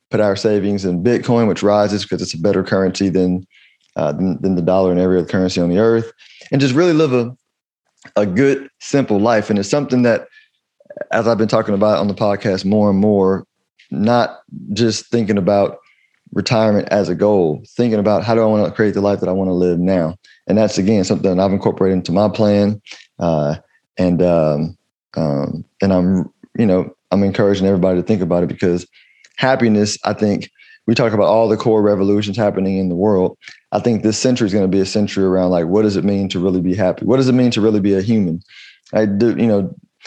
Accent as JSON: {"language": "English", "country": "United States", "said": "as an American"}